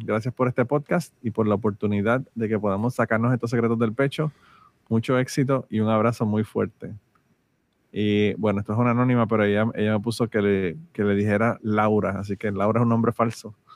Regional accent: Utuado, Puerto Rico; moved away; yo estaba en Utuado, en mi querido pueblo de Utuado

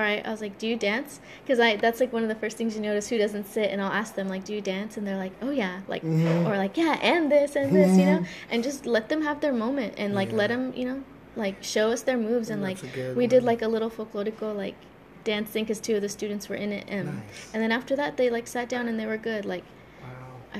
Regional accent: Highway City, California, United States; growing up in Highway City

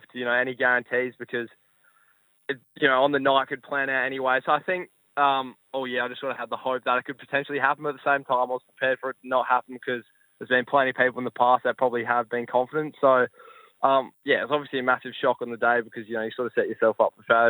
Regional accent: Adelaide, South Australia, Australia; growing up in Adelaide

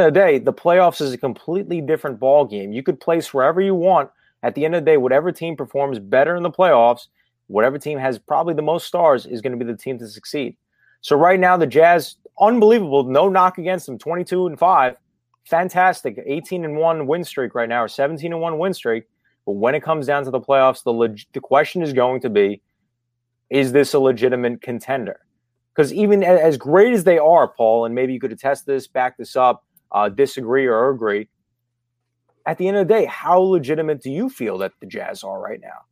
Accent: New York, United States; I'm from New York

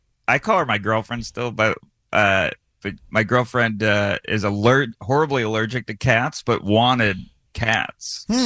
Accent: Syracuse, New York, United States; also born or lived in Astoria, Queens, New York City; now in New York City, United States; I'm from Syracuse, but I live in New York City now.

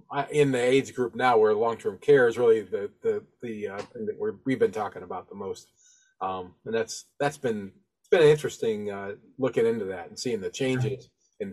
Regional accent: Toledo, Ohio, United States; I grew up in Toledo

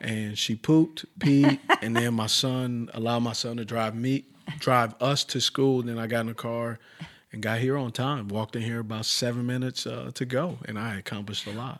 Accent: Los Angeles, California, United States; So where I'm from originally is Los Angeles, California. I grew up, uh, a mile from walking the Compton sign.

